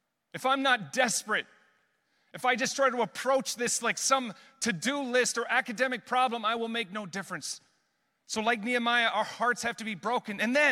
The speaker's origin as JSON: {"language": "English", "town": "Amsterdam", "region": "North Holland", "country": "Netherlands", "tie": "born or raised there", "said": "growing up in missions my whole life, born and raised in Amsterdam, seeing the power of God outside of the church."}